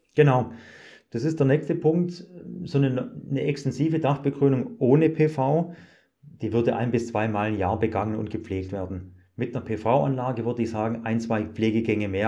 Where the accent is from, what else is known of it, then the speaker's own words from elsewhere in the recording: Germany; bei uns in Deutschland